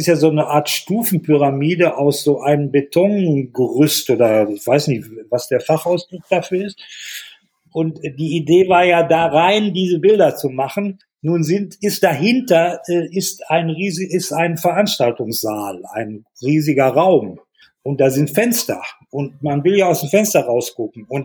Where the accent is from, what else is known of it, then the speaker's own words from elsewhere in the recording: Hallenberg, North Rhine-Westphalia, Germany; born there; Die waren evakuiert ins Sauerland und äh, deshalb bin ich dann 1946 in Hallenberg zur Welt gekommen, wo meine Eltern noch waren.